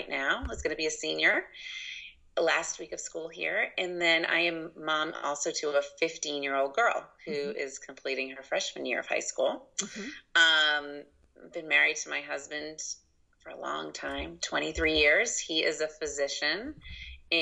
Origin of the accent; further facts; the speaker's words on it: just outside of Boston, Massachusetts, United States; now in Carmel, Indiana, United States; I grew up just outside of Boston, so all of my family is East Coast